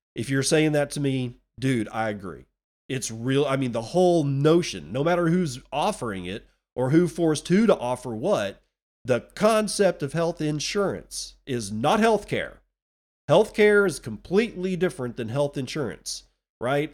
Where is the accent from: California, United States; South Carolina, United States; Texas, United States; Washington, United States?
Texas, United States; moved away; Texas my, my home state, which I no longer live